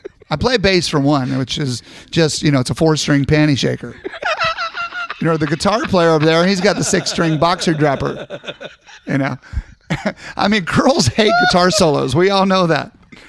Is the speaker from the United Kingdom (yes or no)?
yes; Scotland, United Kingdom; And, of course, I'm Scottish, so there's going to be nothing under it.